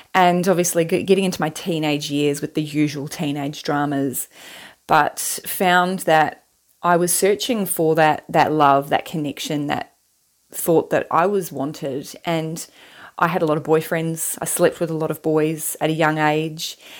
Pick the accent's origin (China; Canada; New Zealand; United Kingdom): New Zealand; moved away as an adult; now in Western Australia, Australia; I'm originally from New Zealand and, and now I live in Western Australia, and I've lived here for eleven years now.